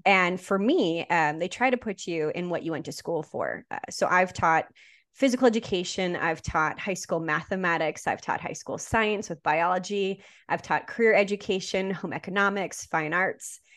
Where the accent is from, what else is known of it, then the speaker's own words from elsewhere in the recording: Saskatchewan, Canada; I was born and raised in Saskatchewan, Canada, and that's where I taught.